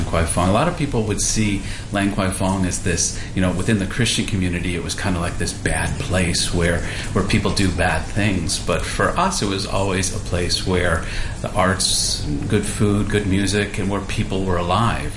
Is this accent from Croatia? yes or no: no; United States; now in Hong Kong; I'm an American